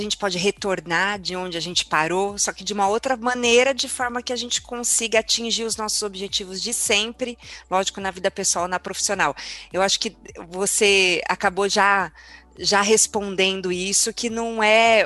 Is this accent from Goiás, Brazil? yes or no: no; São Bernardo do Campo, São Paulo, Brazil; Eu sou de São Bernardo